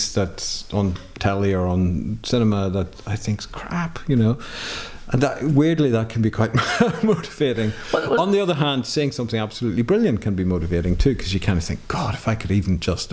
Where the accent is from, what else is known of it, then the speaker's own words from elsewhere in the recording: Ireland; now in England, United Kingdom; have a stronger sense of myself as an Irish person and a European person. But I live in Britain, you know, I live in England, and my wife is English. My kids, I suppose, have a kind of dual nationality like I have.